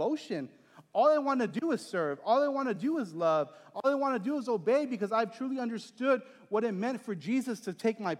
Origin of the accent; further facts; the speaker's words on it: Texas, United States; moved away; my hometown in Texas